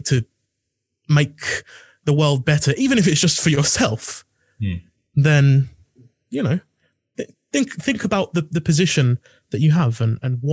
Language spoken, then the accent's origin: English; Essex, East of England, United Kingdom; I'm from Essex, which is considered less so